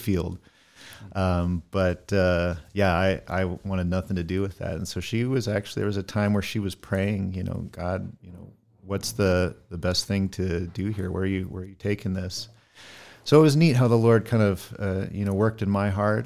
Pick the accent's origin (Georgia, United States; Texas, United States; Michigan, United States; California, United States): California, United States; Northern; moved away as an adult; also born or lived in Middle East; born and raised in Northern California in the foothills of the Sierra in the Gold Country